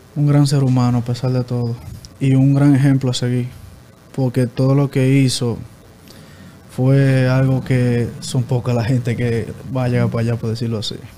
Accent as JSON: {"language": "Spanish", "town": "Salcedo", "region": "Hermanas Mirabal", "country": "Dominican Republic", "said": "Yo soy de Barrio Invi, eh, Salcedo."}